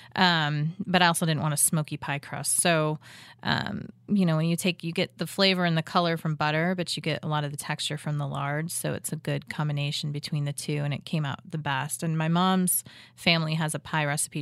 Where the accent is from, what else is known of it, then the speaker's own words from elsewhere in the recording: Illinois, United States; now in Kansas City, United States; my mom's from Ohio, um, and I'm originally from Illinois